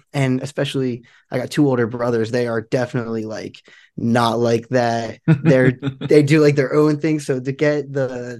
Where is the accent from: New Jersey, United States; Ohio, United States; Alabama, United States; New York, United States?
New Jersey, United States; Marlton; Yeah, well, pretty much, you know, I grew up in like, you know, decent sized town.